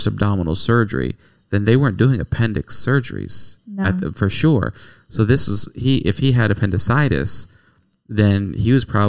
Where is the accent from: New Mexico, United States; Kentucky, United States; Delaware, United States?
Kentucky, United States; Nicholasville; moved away as an adult; we are from Nicholasville, originally. Our home, our family, our life is from Nicholasville. We don't live there anymore